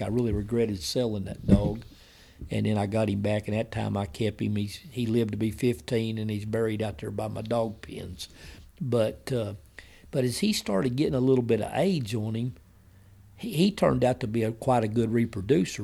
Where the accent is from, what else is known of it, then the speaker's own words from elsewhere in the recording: Wilburton, United States; the town that's really my hometown where I went to school, most of my family's Wilberton